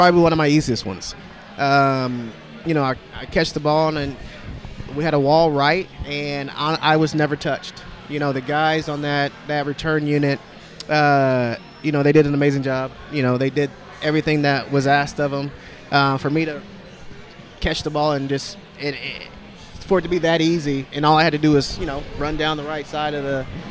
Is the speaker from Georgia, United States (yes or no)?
no; Texas, United States; moved away; I'm originally from Texas